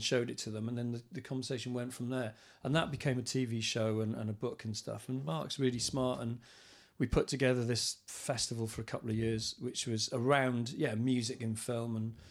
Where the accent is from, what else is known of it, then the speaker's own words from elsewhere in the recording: Swansea, Wales, United Kingdom; also born or lived in Cardiff; now in Vale of Glamorgan, United Kingdom; even though I live in the Vale of Glam, I grew up in Swansea, which is Wales's second city, or Wales's premier city, as football fans like to call it, last few years. Even though I've lived actually in around Cardiff for 25 years